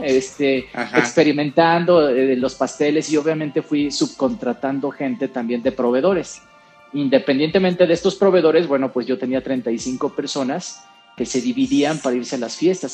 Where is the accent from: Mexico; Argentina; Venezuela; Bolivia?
Mexico; also born or lived in San José, Costa Rica / San Luis Potosí, Mexico; now in Mexico City, Mexico; yo nací en San José, en San José de Costa Rica, y desde muy chavo llegué a, México